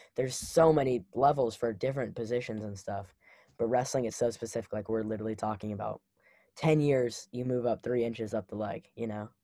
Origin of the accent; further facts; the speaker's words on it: Memphis, Tennessee, United States; I grew up in Memphis